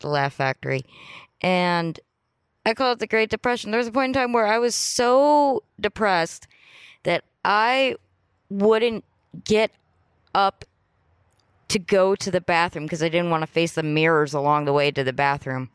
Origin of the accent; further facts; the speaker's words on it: Los Angeles, California, United States; also born or lived in Santa Monica; I loved growing up in Playa del Rey